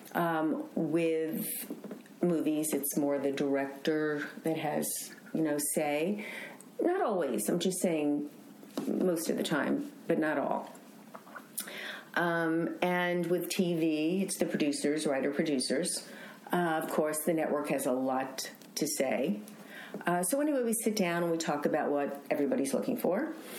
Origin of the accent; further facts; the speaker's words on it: New York City, New York, United States; now in Los Angeles, United States; from Queens, I was born in Queens